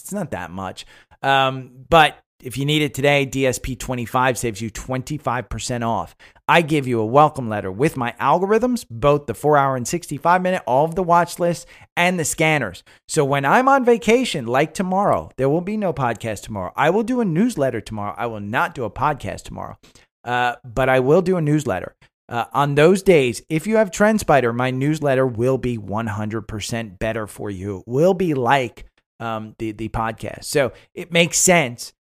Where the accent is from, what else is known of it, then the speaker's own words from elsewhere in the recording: Northeast, United States; moved away; I grew up in the Northeast, so we, you know, we don't have college football up there.